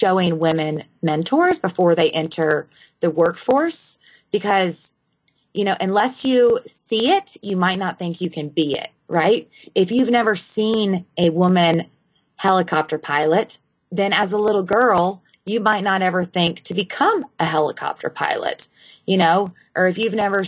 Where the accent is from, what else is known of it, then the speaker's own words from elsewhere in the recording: Walhalla, South Carolina, United States; I'm from Walhalla, South Carolina.